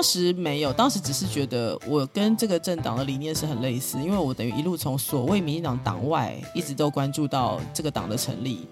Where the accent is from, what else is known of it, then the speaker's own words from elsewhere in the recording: Taiwan; 我其实是生活在这里的嗯，嗯。一个台湾人